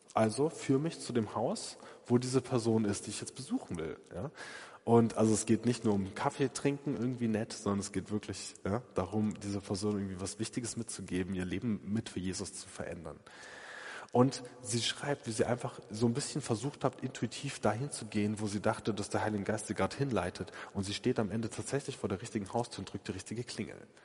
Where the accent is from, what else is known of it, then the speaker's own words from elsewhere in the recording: Essen, North Rhine-Westphalia, Germany; in Essen an einem See, also da, da komme ich her, ja, ähm, aus der Gegend